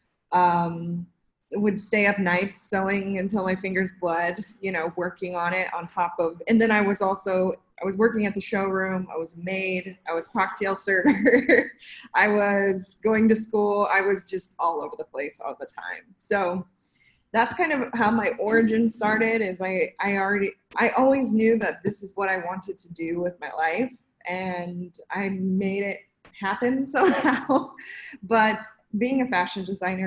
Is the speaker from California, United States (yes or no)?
yes; Redding, California, United States; also born or lived in Bay Area, California; now in Los Angeles, United States; It's called Redding, so that's where I grew up